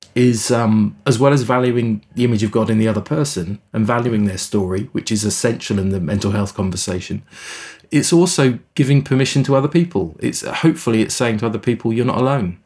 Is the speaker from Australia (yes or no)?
no; England, United Kingdom; moved away as an adult; also born or lived in South Africa; now in Canada; I grew up in England